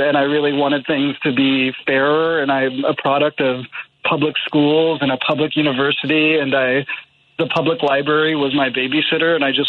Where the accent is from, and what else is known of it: Ames, Iowa, United States; born or raised there